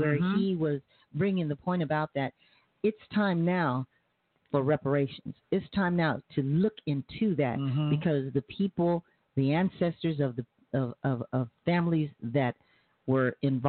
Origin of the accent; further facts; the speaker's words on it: San Diego, California, United States; now in Tulsa, United States; I was brought up in Southeast San Diego. You know, in Canto, Imperial, all